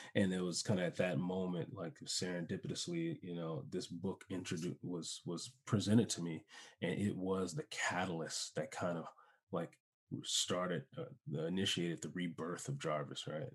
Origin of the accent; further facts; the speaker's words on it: Chicago, Illinois, United States; moved away as an adult; also born or lived in San Diego; I moved to San Diego, I'm from Chicago